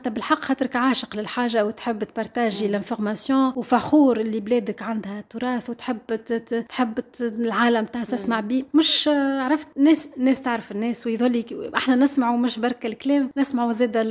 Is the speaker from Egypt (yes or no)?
no; Tunisia; نجموا نحكيو فيها على الثراء الحرفي والفني اللي عندنا في تونس